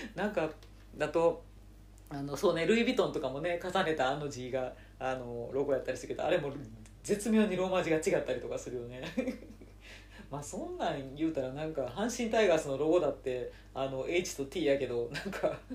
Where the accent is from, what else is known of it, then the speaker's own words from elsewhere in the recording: Nara, Japan; moved away as an adult; now in Tokyo, Japan; 高校卒業して奈良から出てきてえー、ね、その次の春からあの東京にいた